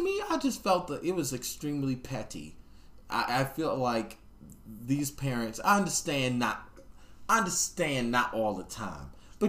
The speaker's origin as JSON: {"language": "English", "town": "Baltimore", "region": "Maryland", "country": "United States", "tie": "born or raised there", "said": "I grew up in Baltimore in the 90s."}